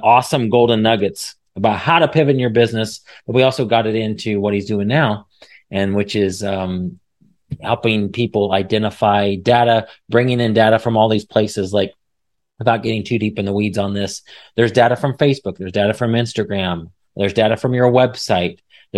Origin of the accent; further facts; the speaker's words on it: Midwest, United States; we share the Midwest, the passion for the Midwest. We're coming from the Midwest, so